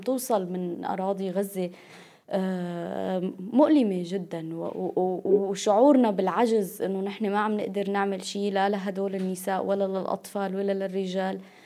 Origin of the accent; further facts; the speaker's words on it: Syria; نحن كسوريين وسوريات